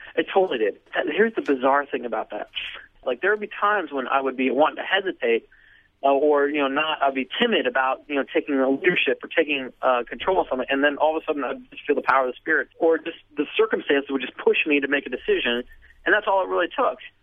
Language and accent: English; United States; I'm an American, so therefore I'm a Christian.